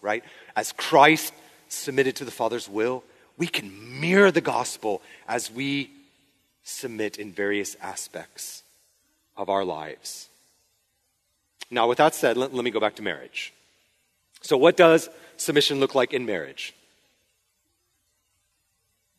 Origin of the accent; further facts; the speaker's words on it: Spokane, Washington, United States; moved away; a church where I grew up in Spokane